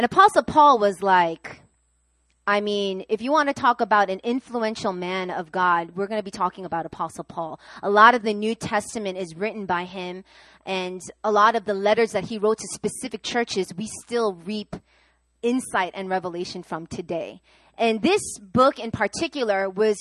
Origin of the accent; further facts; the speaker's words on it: New York, United States; I'm from New York